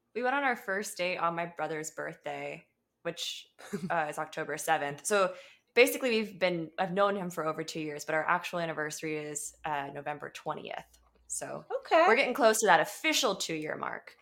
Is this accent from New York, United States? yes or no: no; Atlanta, Georgia, United States; now in California, United States; I grew up in Atlanta